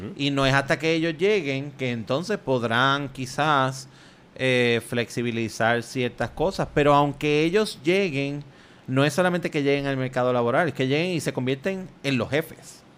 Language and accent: Spanish; Puerto Rico; nosotros somos primero eh, un, territorio de España, después un territorio de Estados Unidos y todavía somos un territorio de Estados Unidos